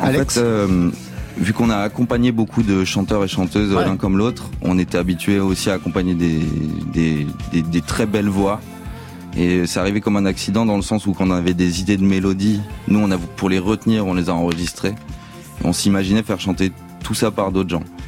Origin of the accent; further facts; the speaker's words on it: France; on est français que je sais même si j'ai un anglais correct